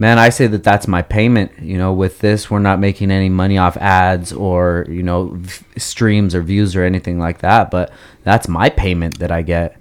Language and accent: English; Oxnard, California, United States; also born or lived in Gardnerville, Nevada; I grew up in Oxnard